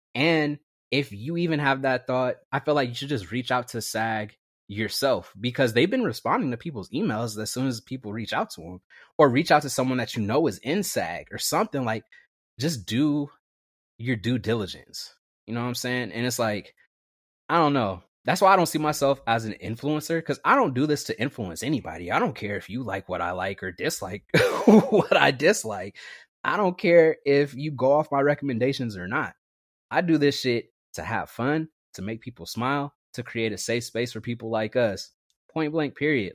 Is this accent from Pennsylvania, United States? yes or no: no; Vallejo, California, United States; also born or lived in Napa, California; growing up in the Bay Area, it was very diverse, especially in Vallejo